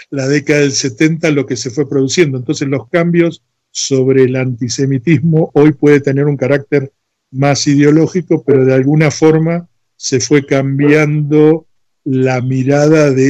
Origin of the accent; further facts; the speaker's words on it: Floresta, Buenos Aires, Argentina; born there; Yo nací en Floresta, siempre tuve inquietudes